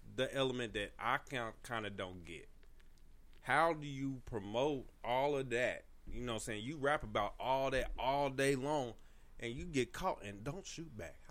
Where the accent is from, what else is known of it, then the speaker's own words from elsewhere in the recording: United States; I grew up in North County, so you had to know how to throw your hands to a certain degree